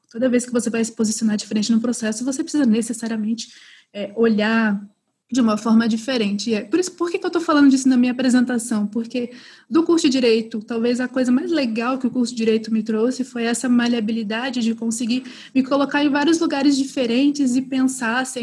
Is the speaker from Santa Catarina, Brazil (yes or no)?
yes; Santa Catarina, Brazil; born there; also born or lived in Minas Gerais; eu sou formada em direito, é, eu sou brasileira.